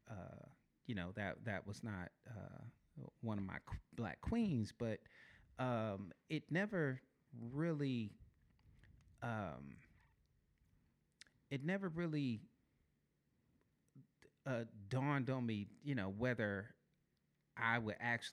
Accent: Detroit, Michigan, United States; now in Nashville, United States; I'm originally from Detroit, Michigan

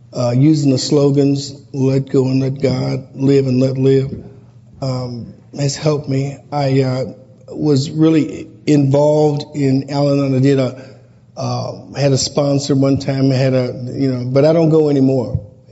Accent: St. Louis, Missouri, United States; I am a sexaholic from St. Louis.

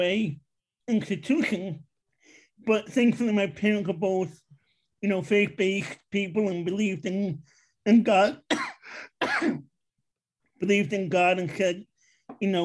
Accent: New York City, New York, United States; moved away as an adult; also born or lived in Long Island, New York; now in Pennsylvania, United States; I am from Queens, New York, originally. I lived out there most of my life

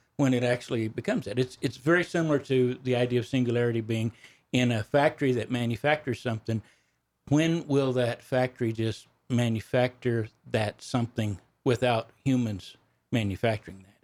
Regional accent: Texas Panhandle, United States; I grew up on a ranch in the Panhandle of Texas. That's where my accent comes from

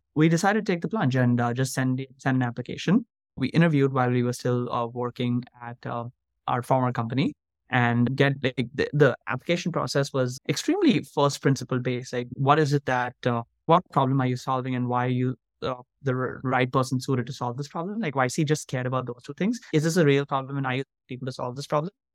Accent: Mumbai, Maharashtra, India; moved away as an adult; now in United States; I grew up in Mumbai, India, and I went to an Indian school for about fifteen years

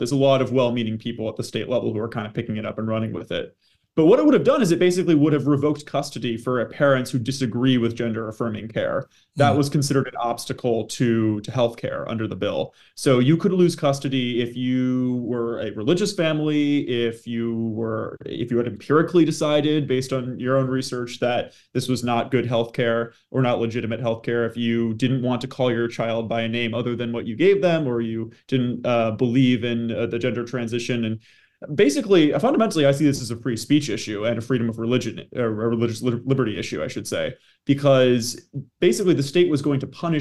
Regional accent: Maine, United States; moved away as an adult; now in Washington, D.C., United States; I'm originally from Maine

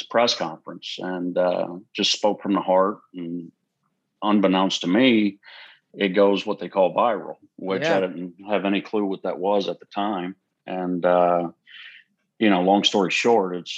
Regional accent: Houston, Texas, United States; also born or lived in Huntsville, Texas; we're from the Houston area

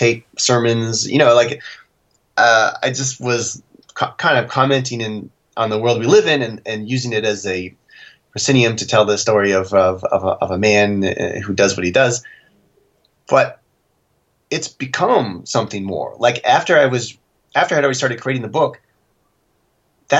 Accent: Canada; as a Canadian

